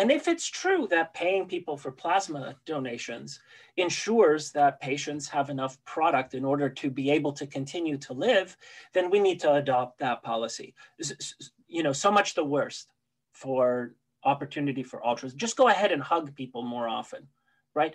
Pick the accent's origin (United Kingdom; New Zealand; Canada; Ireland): Canada; also born or lived in Poland; I was born in Poland. But I did come to Canada when I was 9 years old